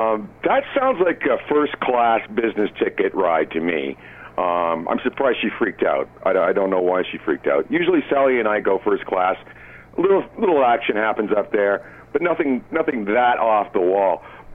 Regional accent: Canada; As a Canadian

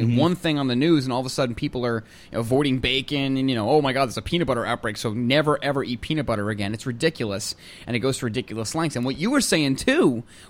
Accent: United States; As an American, as a United States people

